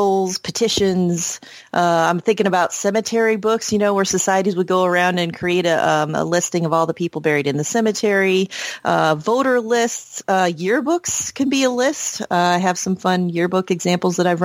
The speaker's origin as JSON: {"language": "English", "town": "Bowling Green", "region": "Ohio", "country": "United States", "tie": "born or raised there", "said": "I was born in Bowling Green, Ohio, and that's not very far from the shores of Great Lake Erie"}